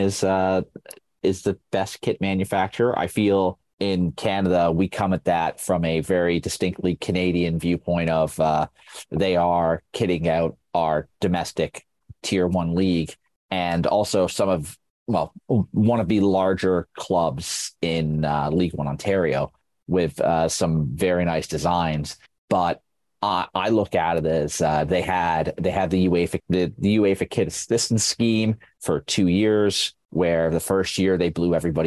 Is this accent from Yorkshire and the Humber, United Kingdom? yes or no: yes; Sheffield, Yorkshire and the Humber, United Kingdom; my hometown club of Sheffield United